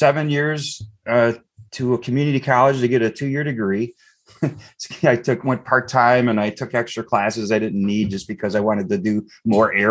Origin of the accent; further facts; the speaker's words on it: Eastpointe, Michigan, United States; I grew up in East Detroit